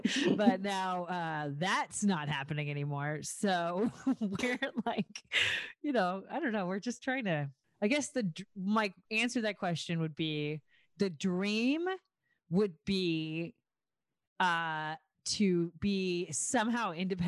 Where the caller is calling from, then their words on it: Los Angeles, California, United States; No, I'm joining you from Lincoln Heights, but it's awesome.